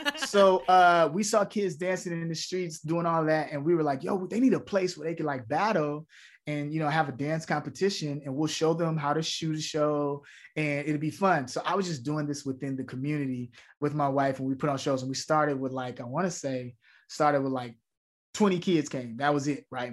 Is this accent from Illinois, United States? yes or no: yes; Chicago, Illinois, United States; me growing up in Chicago, a community theater is what changed my life